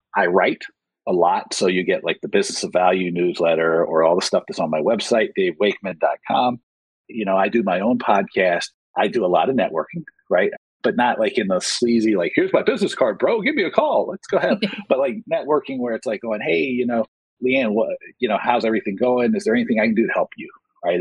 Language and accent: English; rural Georgia, United States; moved away; I grew up in the South in, in rural, rural Georgia.